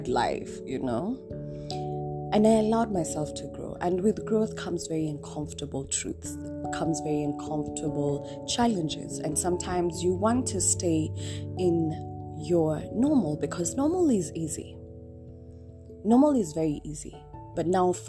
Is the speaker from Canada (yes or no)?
no; Nairobi, Kenya; moved away as an adult; also born or lived in Mombasa; born and raised in Nairobi. Yes, I lived in Mombasa kidogo, but I've been raised in Nairobi